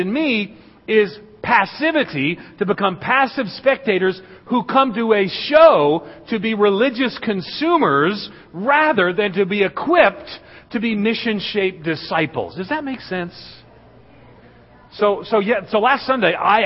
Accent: New York, United States; moved away as an adult; now in Middle Tennessee, United States; I was born and reared in New York, just outside of New York City

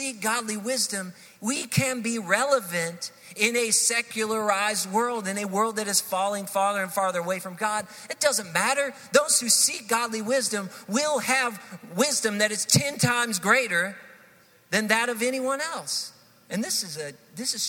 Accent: Hendersonville, United States; moved away as an adult; also born or lived in Texas; We grew up here in Hendersonville, and we decided to move from Texas, where we had served for about 12 years in ministry there, and we decided to move back to Hendersonville

